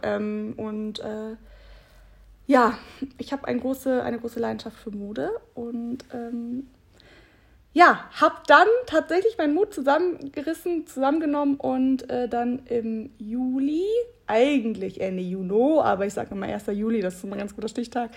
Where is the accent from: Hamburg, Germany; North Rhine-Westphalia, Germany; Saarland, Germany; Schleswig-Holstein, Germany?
North Rhine-Westphalia, Germany; Bad Honnef; moved away as an adult; also born or lived in Munich; now in Cologne, Germany; wieder zurück in meine Heimat nach Bad Honnef äh, gekommen.